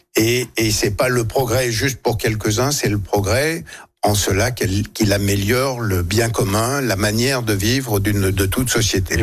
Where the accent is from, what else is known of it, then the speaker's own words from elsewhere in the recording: France; en tant que Français